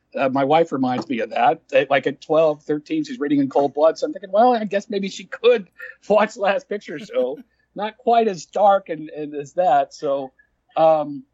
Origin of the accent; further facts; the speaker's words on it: Dallas, Texas, United States; I'm from Texas, born and raised in Dallas